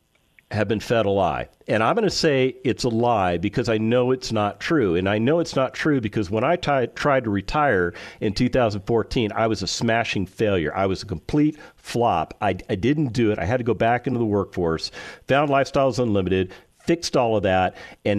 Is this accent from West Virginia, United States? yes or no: no; California, United States; also born or lived in Las Vegas, Nevada; now in Texas, United States; I spent the majority of my life growing up in California